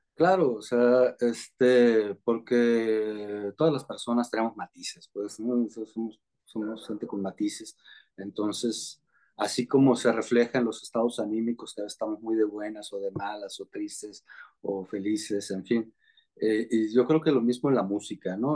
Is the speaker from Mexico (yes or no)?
yes; Ciudad Obregón, Sonora, Mexico; allá en Ciudad Obregón, mi, natal, mi tierra natal, Sonora